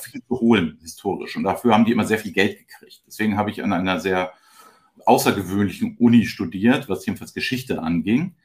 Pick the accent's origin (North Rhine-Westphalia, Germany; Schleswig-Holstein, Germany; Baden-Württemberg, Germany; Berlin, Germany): Schleswig-Holstein, Germany; Flensburg; moved away as an adult; also born or lived in Kiel / Hamburg; In Flensburg geboren, in Kiel studiert und in Hamburg dann das Arbeiten angefangen.